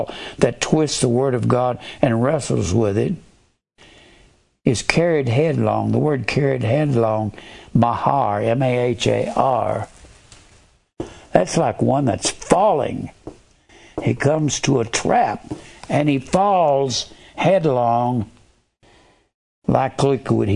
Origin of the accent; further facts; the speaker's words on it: Fort Worth, Texas, United States; I was raised in Fort Worth